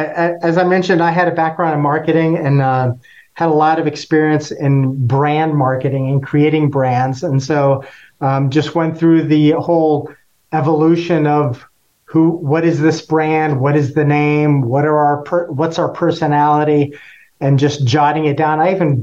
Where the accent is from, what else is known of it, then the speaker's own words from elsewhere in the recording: Costa Rica; Well, I'm actually from Costa Rica, so coffee has kind of been in our blood and my DNA for a long time.